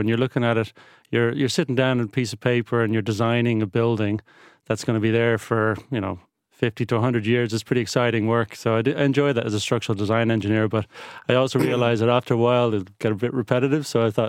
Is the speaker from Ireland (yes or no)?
yes; Ireland; born there; also born or lived in Netherlands; When I was born in Ireland, I wouldn't have had any idea that I would be travelling around the world.